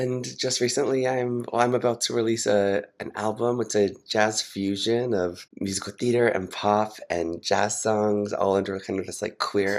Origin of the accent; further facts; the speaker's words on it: Utah, United States; moved away as an adult; now in New York City, United States; I was born and raised in Utah, the youngest of seven